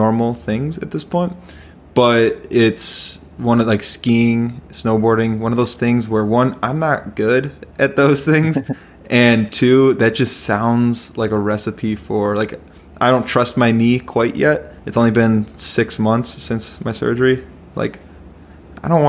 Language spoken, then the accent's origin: English; Chicago, Illinois, United States; now in Minnesota, United States; we're from Chicago